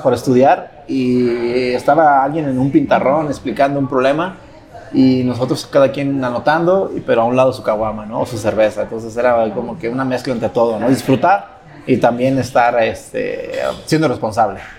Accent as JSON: {"language": "Spanish", "town": "La Barca", "region": "Jalisco", "country": "Mexico", "also_born_or_lived": "Ocotlán", "said": "yo soy de un pueblo, soy de La Barca"}